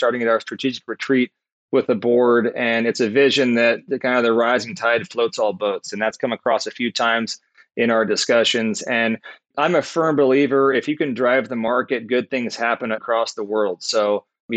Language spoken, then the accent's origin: English; Southern California, United States; I grew up in Southern California. I was a surfer.